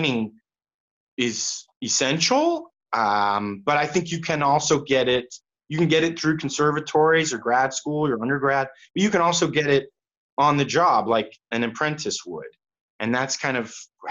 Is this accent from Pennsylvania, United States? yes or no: no; Kansas City, Missouri, United States; also born or lived in Fort Worth, Texas; we moved up here when I was 9. So I'm from here